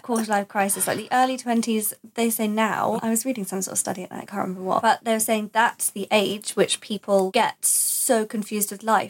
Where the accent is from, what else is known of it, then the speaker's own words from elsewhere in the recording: Essex, East of England, United Kingdom; I'm from Essex